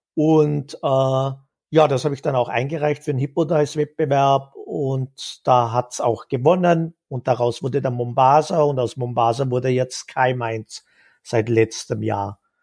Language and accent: German; Vorarlberg, Austria; now in Vienna, Austria; Vorarlberg geboren im Westen Österreichs. Das hört man vielleicht noch ein bisschen raus.